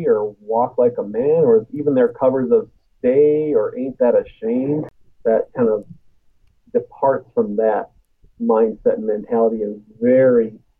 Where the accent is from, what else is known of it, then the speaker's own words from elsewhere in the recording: Midwest, United States; just because I come from the Midwest.